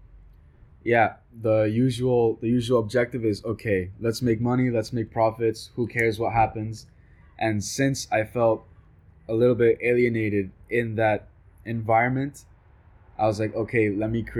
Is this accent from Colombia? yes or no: yes; Colombia; I'm from Colombia